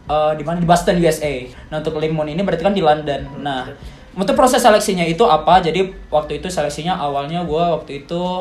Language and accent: Indonesian; Padang, West Sumatra, Indonesia; Orang, gue asli Padang, orang tua gue Bukit Tinggi, Solo. Nah tapi orang gue orang tua gue tuh sering pindah-pindah, pindah ke Aceh lah